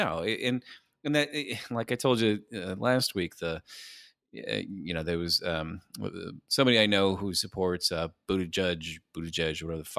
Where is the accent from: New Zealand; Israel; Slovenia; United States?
United States; San Diego, California; I was born here. I'm from San Diego.